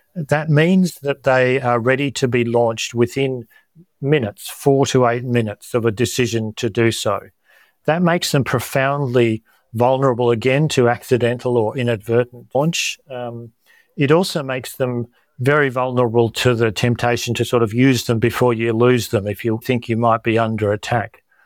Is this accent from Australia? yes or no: yes; Australia; as Australian and health professionals